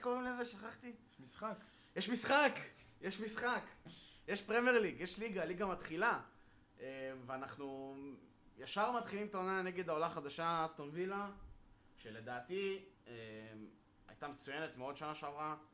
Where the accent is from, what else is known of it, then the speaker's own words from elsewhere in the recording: Israel; בתור ישראלי